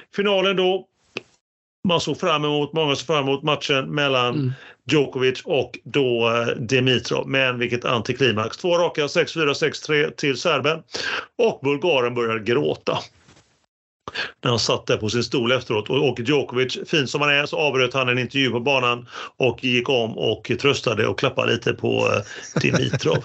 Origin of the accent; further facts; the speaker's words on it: Gothenburg, Västra Götaland, Sweden; som vi göteborgare säger, trökiga